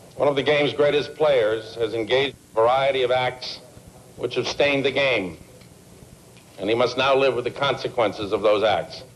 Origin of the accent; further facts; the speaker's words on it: United States; I'm an American